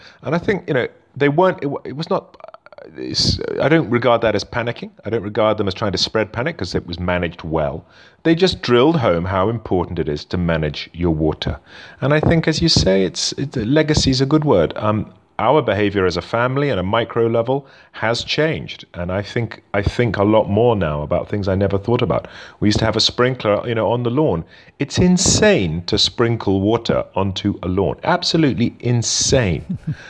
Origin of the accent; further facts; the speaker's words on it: United Kingdom; accent: British; moved away as an adult; also born or lived in South Africa; now in Cape Town, South Africa; I have a British accent. I'm British born, but I've lived in South Africa for a number of years. I lived overseas from the UK all over the world.